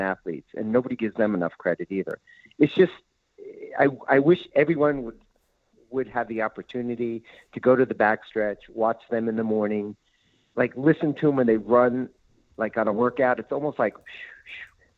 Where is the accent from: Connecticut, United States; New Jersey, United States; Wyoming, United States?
New Jersey, United States; moved away as an adult; also born or lived in New York; now in California, United States; I'm from New Jersey, grew up in New Jersey, then after college spent a lot of time in New York